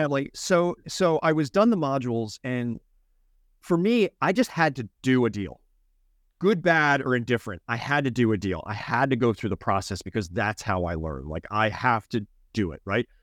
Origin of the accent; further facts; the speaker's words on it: Philadelphia, Pennsylvania, United States; moved away; But I'm from Philly